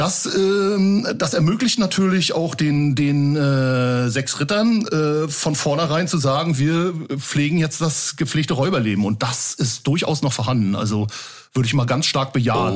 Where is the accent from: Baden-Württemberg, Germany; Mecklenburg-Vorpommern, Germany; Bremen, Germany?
Mecklenburg-Vorpommern, Germany; Rostock; Wo ich geboren bin, in der, in der Hansestadt, in der wunderschönen Hansestadt Rostock.